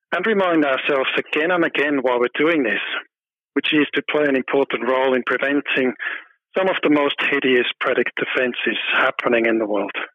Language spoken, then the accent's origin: English; small town near Zurich, Switzerland; moved away as an adult; also born or lived in United Kingdom; now in Hong Kong; I was born in Switzerland. I grew up in a small town about 25 kilometers away from Zurich.